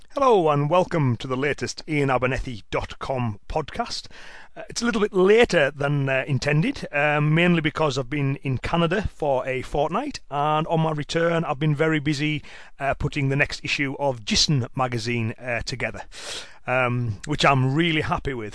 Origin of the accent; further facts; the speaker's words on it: Cumbria, North West England, United Kingdom; accent: Cumbrian; Cumbrian, uh, which is uh, my dialect um, from the area of, of, England in which I live